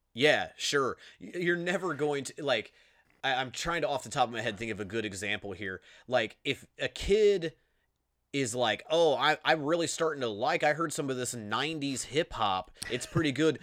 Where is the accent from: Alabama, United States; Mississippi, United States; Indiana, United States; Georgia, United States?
Indiana, United States; Grant County; accent: Indiana; We're from Grant County, Indiana